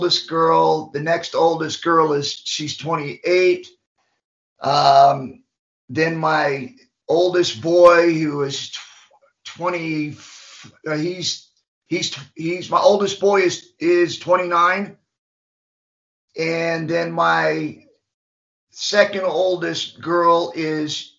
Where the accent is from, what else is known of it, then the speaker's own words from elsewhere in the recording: Macon, Georgia, United States; I was born in Macon, Georgia, went through a bad upbringing through group homes and ended up getting adopted